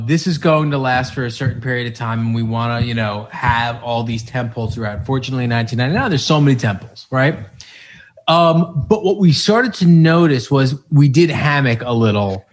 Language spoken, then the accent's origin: English; Chappaqua, New York, United States; I'm from Chappaqua